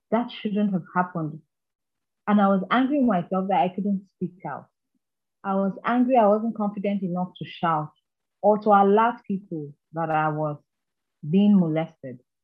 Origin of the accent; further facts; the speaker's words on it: Kaduna State, Nigeria; also born or lived in Anambra State; I was not raised in Anambra State. I was raised in Kaduna State.